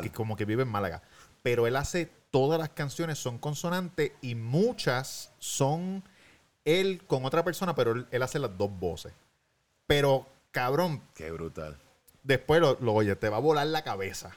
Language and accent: Spanish; Puerto Rico; yo como boricua, porque lo que, lo que siempre digo, nosotros en Puerto Rico vivimos todavía bastante en una cápsula.